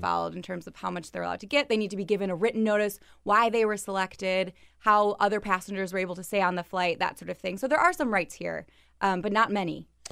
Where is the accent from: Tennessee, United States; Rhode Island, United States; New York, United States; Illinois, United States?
Illinois, United States; Chicago; I'm from Chicago